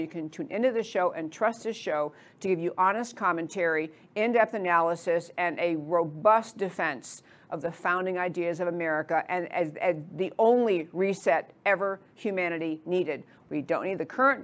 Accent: New York, United States; I grew up in New York, so I talk pretty fast.

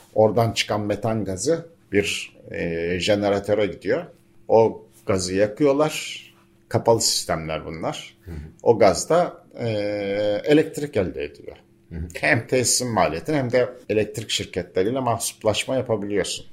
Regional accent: Bozcaada, Çanakkale, Turkey; çocukluğumuzda araç yoktu burada

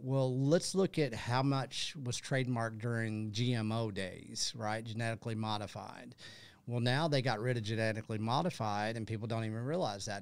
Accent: Texas, United States; I'm from Texas

